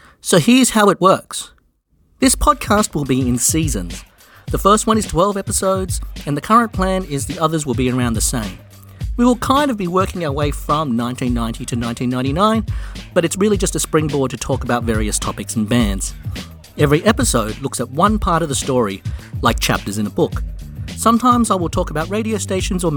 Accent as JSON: {"language": "English", "country": "Australia", "tie": "born or raised there", "said": "I grew up a music fan in Australia in the 90s."}